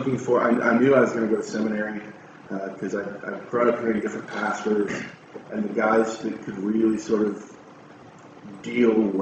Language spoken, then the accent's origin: English; Fremont, Nebraska, United States; moved away as an adult; I said I would never come back to my hometown